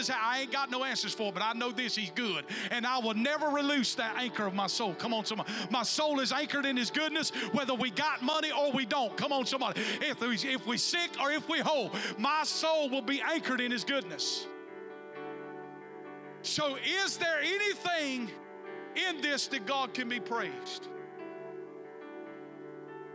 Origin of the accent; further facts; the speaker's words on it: the South, United States; growing up in the South